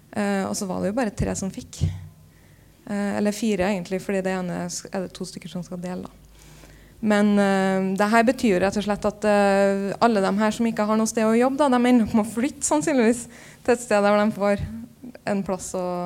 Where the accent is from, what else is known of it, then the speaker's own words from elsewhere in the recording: Trondheim, Trøndelag, Norway; moved away as an adult; also born or lived in Copenhagen; når jeg flytta fra Trondheim